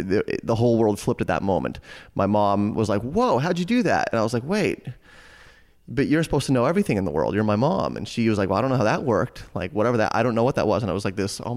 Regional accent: Boulder, Colorado, United States; I grew up in Boulder, Colorado

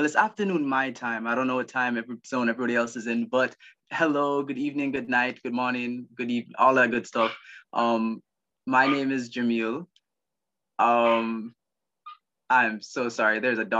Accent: Jamaica; now in United States; I'm Jamaican, but right now I live in the United States.

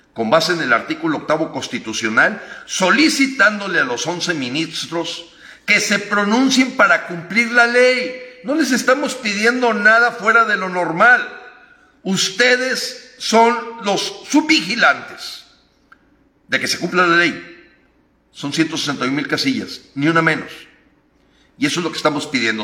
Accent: Mexico; como mexicano

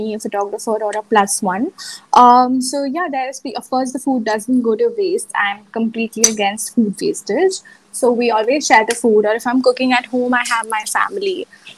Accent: India; I was from India

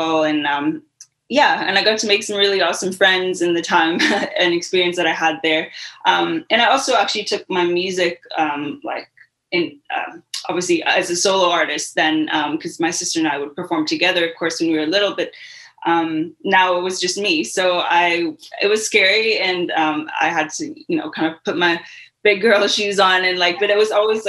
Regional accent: London, Ontario, Canada; moved away as an adult; also born or lived in South Africa; I grew up in London, Ontario, lived there for pretty much up until I was 18 years old.

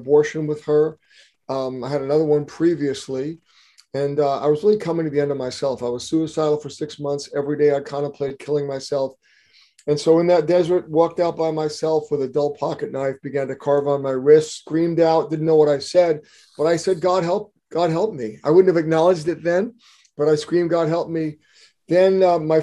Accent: East Coast, United States; moved away as an adult; I was raised on the East Coast.

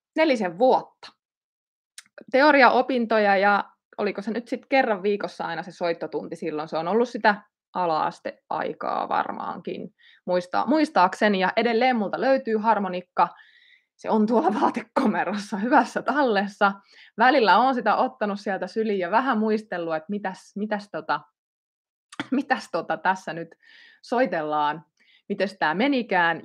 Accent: Ilmajoki, South Ostrobothnia, Finland; Ilmajoki valikoitu yhdeksi näistä paikkakunniksi, eli olen sieltä kotosin

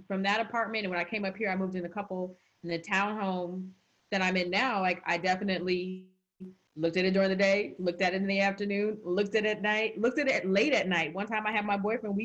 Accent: Arizona, United States; moved away as an adult; also born or lived in North Carolina; I went to college in North Carolina and I'm from Arizona

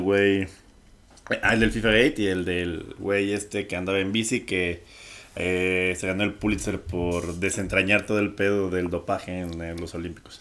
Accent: Mexico

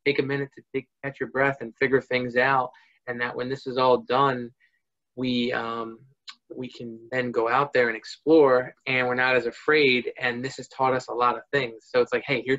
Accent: New Jersey, United States; moved away as an adult; also born or lived in Virginia; I'm from New Jersey, and that's where I've been and all my life

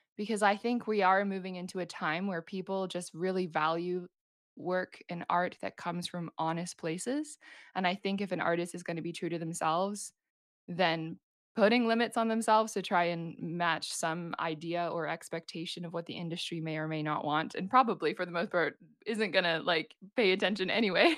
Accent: New Zealand; moved away as an adult; now in Vancouver, Canada; I'm from New Zealand, and I'm currently based in Vancouver in Canada

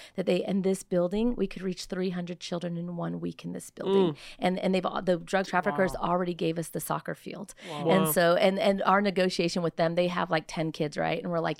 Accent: Simi Valley, California, United States; I'm 4'11 and a half for crying out loud. You know what I mean? I come from Simi Valley, California.

